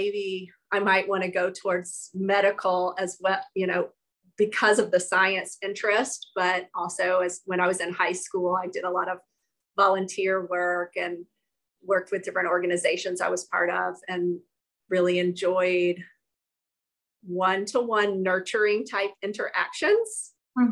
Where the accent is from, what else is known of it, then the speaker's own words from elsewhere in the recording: South Georgia, United States; moved away as an adult; also born or lived in Durham, North Carolina; I grew up in South Georgia